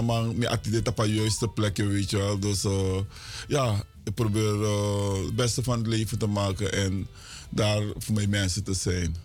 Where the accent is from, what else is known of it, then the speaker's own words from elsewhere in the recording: Suriname; now in Miami, United States; wij als Surinamers